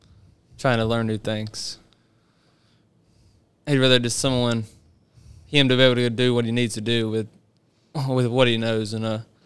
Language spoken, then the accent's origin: English; Green Sea, South Carolina, United States; I'm from Green Sea, South Carolina. I grew up on a turf farm.